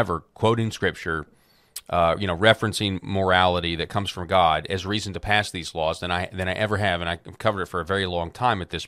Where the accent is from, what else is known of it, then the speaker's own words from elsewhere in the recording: Arkansas, United States; my home state of Arkansas